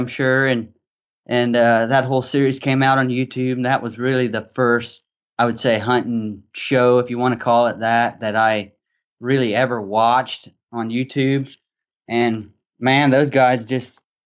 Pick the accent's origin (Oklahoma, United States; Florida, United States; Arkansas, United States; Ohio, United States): Arkansas, United States; I grew up in Arkansas, so I'm a Southern kid